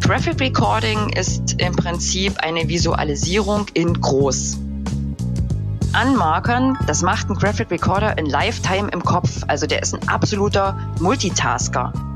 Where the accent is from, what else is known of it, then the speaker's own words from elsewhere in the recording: Upper Lusatia, Saxony, Germany; now in Dresden, Germany; in meiner Heimat in der wunderschönen Oberlausitz oder wie wir sagen würden, Erlausitz